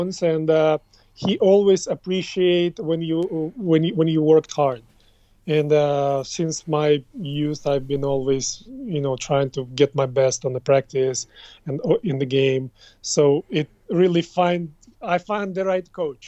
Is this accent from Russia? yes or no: yes; Russia; moved away; I grew up in the Soviet Union system, like back in the days, and until 1991, I believe, when 1991-92, when it was split and it shifted into the Russian Federation instead of USSR